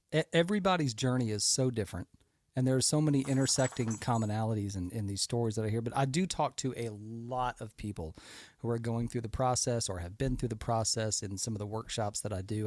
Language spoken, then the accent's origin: English; Houston, Texas, United States; I grew up in America. I grew up in Houston, Texas, one of the largest cities in the country.